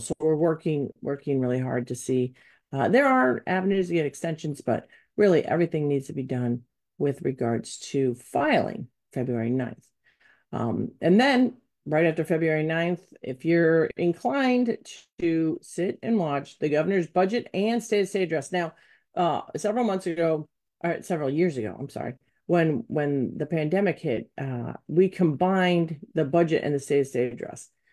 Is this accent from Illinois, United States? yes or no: yes; Wheaton, Illinois, United States; growing up in Wheaton